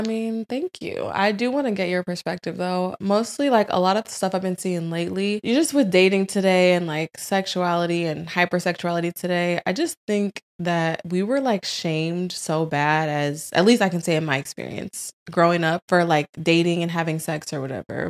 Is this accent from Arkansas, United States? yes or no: no; St. Louis, Missouri, United States; also born or lived in Tampa, Florida; now in Florida, United States; born in Saint Louis